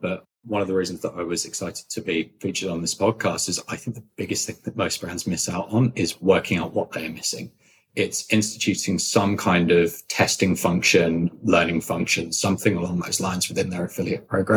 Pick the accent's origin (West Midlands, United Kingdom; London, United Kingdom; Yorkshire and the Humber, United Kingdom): London, United Kingdom; moved away as an adult; now in United States; I come from London, which is why I speak like this.